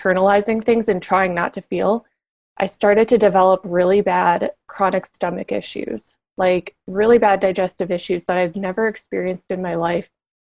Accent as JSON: {"language": "English", "region": "Minnesota", "country": "United States", "also_born_or_lived": "Southern California", "moved": "as an adult", "said": "I was a girl from Minnesota at this retailer in Southern California"}